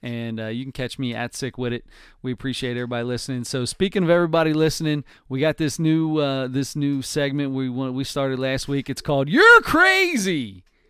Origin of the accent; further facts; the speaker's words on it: Cincinnati, Ohio, United States; we are from Cincinnati, Ohio